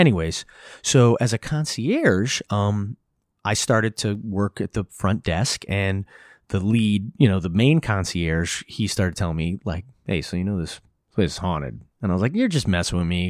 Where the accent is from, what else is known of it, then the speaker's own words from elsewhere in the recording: Hudson Valley, New York, United States; I grew up in the Hudson Valley.